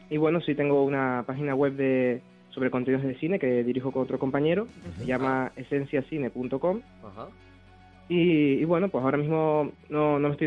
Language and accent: Spanish; Tenerife, Canary Islands, Spain; accent: Canarian; yo soy canario, soy canario